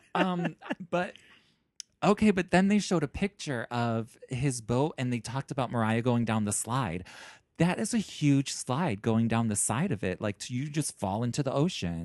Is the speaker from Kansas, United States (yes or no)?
no; Chicago, Illinois, United States; moved away; I'm from Chicago